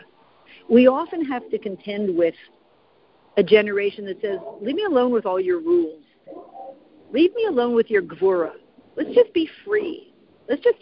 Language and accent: English; Canada; I'm Canadian, my husband always has fun with it